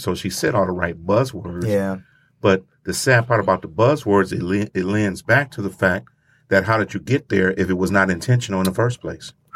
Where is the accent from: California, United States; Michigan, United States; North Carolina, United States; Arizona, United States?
Michigan, United States; Grand Rapids; my hometown